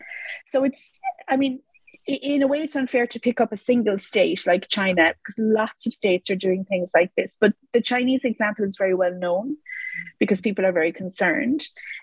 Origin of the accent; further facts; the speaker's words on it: Ireland; which I was because I grew up in Ireland, so of course we had laws around terrorism.